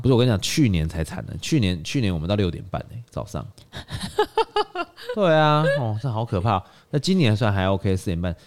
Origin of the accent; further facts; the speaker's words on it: Taiwan; 我们台湾人在纽约开一间酒吧叫 Double Chicken Please